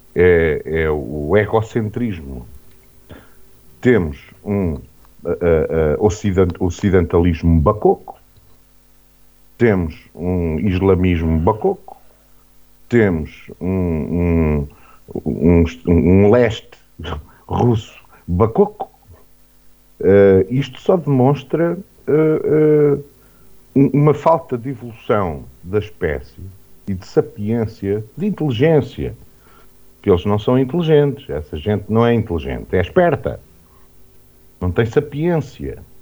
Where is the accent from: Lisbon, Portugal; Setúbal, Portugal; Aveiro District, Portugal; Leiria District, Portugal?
Aveiro District, Portugal; Vagos; Não é porque eu nasci uh, em Vagos